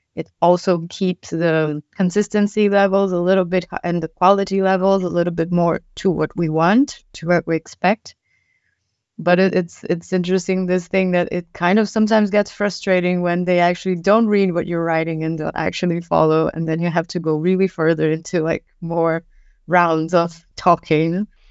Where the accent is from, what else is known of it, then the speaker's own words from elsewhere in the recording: Brazil; now in Germany; I am from Brazil